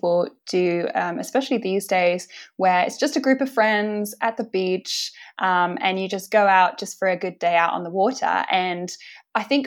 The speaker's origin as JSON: {"language": "English", "town": "Winchester", "region": "South East England", "country": "United Kingdom", "tie": "born or raised there", "also_born_or_lived": "London", "moved": "as an adult", "lives_now": "Manly, Australia", "said": "I'm originally from Winchester"}